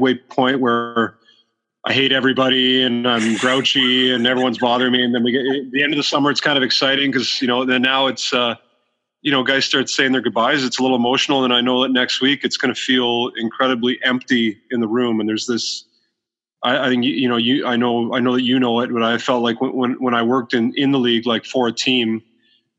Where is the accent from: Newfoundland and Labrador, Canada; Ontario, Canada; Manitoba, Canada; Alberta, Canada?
Ontario, Canada; Waterloo; I grew up in in Waterloo, Ontario